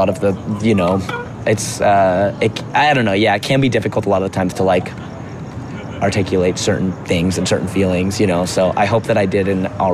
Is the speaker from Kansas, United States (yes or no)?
no; Seattle area, Washington, United States; also born or lived in Shoreline; I grew up in a suburb just, like, an hour or about 30, 40 minutes north of Seattle. So I had a very strong, like, queer community in the city because I was, like, born and raised in Seattle proper. But then I was, like, 10. I moved up.